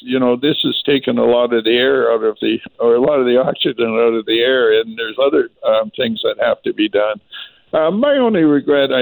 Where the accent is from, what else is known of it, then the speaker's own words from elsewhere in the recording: Vancouver, British Columbia, Canada; when I was born in Vancouver, we had our own Surrey police at that time.